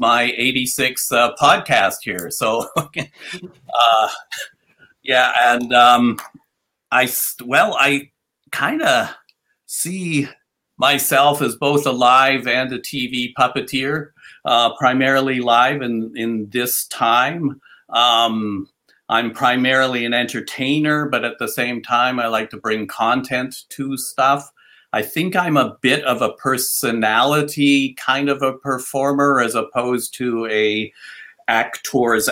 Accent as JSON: {"language": "English", "town": "Victoria", "region": "British Columbia", "country": "Canada", "tie": "born or raised there", "also_born_or_lived": "Edmonton / Toronto / Quebec", "moved": "as an adult", "said": "came back to my hometown in Victoria here"}